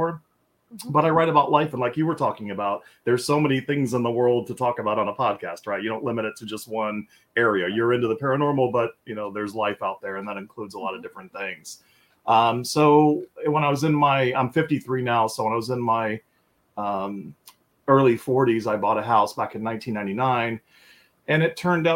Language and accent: English; Tampa, Florida, United States; I'm born and raised in Tampa, Florida, where I still reside